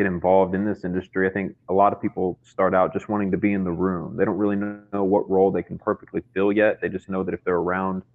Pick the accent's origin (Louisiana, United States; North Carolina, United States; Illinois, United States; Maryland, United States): North Carolina, United States; moved away as an adult; now in New York, United States; I'm from North Carolina originally. Moved up to New York last year